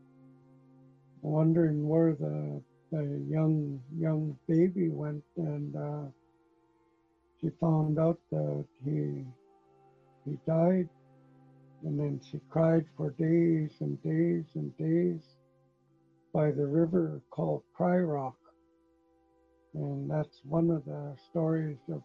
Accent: Bella Coola, British Columbia, Canada; I'm from the Nuchalk Nation Territory, Balakula

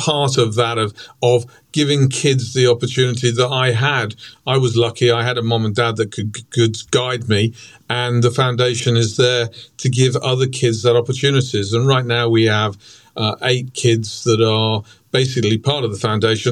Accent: Stratford-upon-Avon, West Midlands, United Kingdom; also born or lived in Birmingham; we moved to a place that you'll know, Stratford-on-Avon, famous for Shakespeare, when I was 10 months old. So I call Stratford home

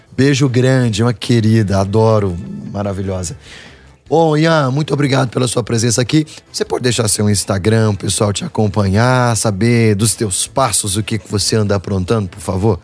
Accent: Minas Gerais, Brazil; a gente passou a ensinar o nosso sotaque para outros atores

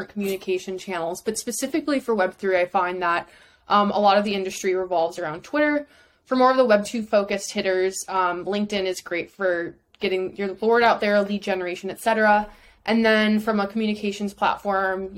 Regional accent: Chicago, Illinois, United States; moved away as an adult; now in New York, United States; Born and raised in Chicago

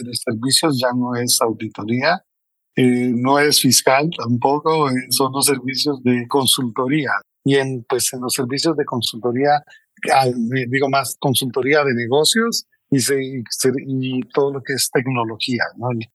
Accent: Costa Rica; moved away as an adult; now in Mexico; soy costarricense, entonces eso normal. Casi toda la gente piensa que soy mexicano, pero, soy, eh, de Costa Rica

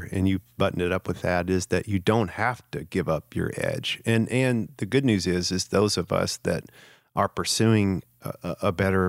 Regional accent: the South, United States; particularly in the culture of the region I grew up in the South

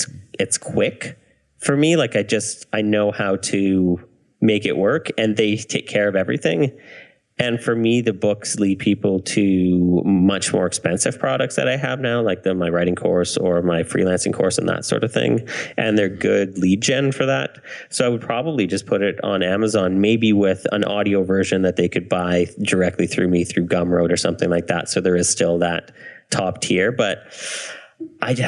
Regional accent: Canada; I'm Canadian

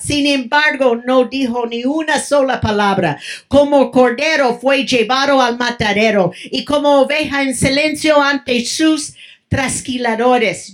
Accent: Mexico; moved away; also born or lived in California; Estaba en mi país

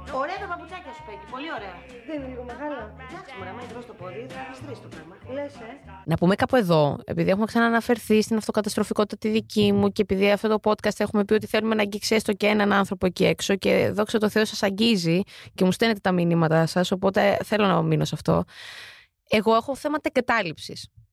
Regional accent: Lamia, Central Greece, Greece; Είμαι και από τη Λαμία

